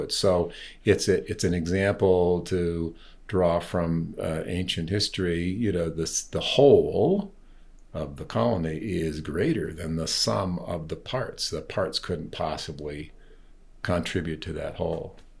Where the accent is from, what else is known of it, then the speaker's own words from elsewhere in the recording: East Coast, United States; also born or lived in California; now in Colorado, United States; having grown up in the East Coast